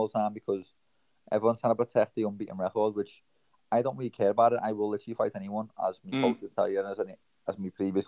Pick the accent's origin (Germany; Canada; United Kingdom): United Kingdom; Liverpool, North West England; I was born in Toxteth, Liverpool, which there's not much opportunities there for young kids